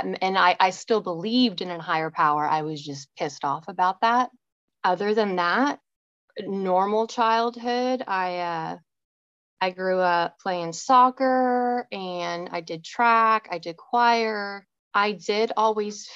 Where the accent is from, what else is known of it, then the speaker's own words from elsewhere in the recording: Richardson, Texas, United States; I grew up in Richardson, Texas, just north of Dallas. I lived in the same red brick house my whole childhood